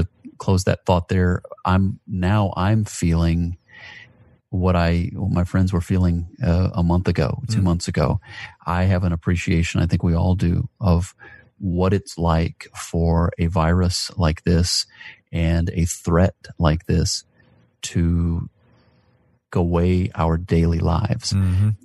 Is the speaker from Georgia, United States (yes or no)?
yes; Atlanta, Georgia, United States; I love my hometown of Atlanta, Georgia, always have